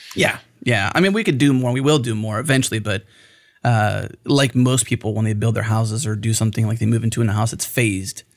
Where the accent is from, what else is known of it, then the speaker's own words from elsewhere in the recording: Pennsylvania, United States; now in Texas, United States; I'm not from here. I'm from Pennsylvania